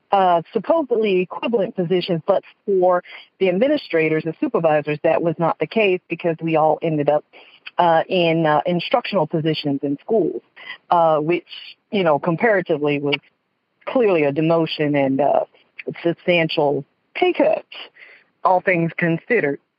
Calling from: West Palm Beach, Florida, United States; I'm calling from West Palm Beach

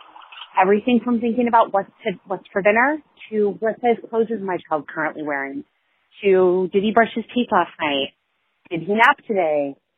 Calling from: Seattle, Washington, United States; I'm calling from Seattle.

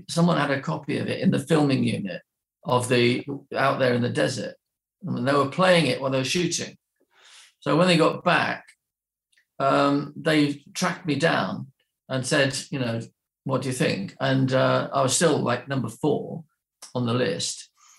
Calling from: Wimbledon, London, United Kingdom; Would you believe Wimbledon?

